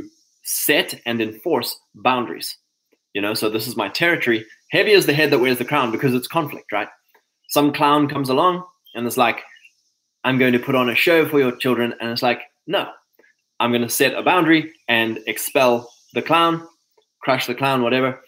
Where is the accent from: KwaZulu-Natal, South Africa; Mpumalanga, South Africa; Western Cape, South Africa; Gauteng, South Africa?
KwaZulu-Natal, South Africa; moved away; growing up in Natal, in the summer it's dark at 7 o'clock